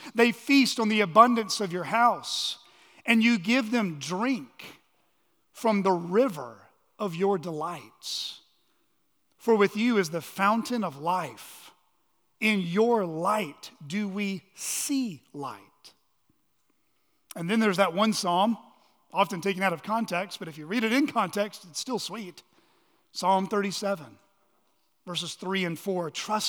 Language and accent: English; Texas, United States; also born or lived in New Mexico; Now, I was born in Texas, and save for 3 years of childhood spent in New Mexico, I grew up in Texas. But I never felt quite at home in Texas.